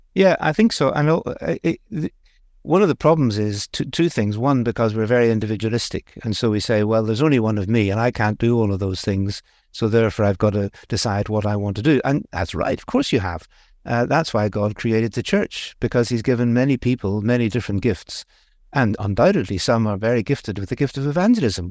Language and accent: English; Belfast, Northern Ireland, United Kingdom; accent: Northern Irish; moved away; also born or lived in India; the bit of the accent comes from Northern Ireland. I grew up in Belfast, a Belfast boy, really